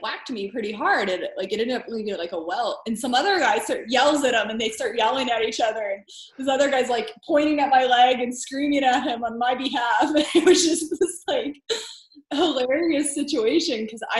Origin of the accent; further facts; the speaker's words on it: United States; as an American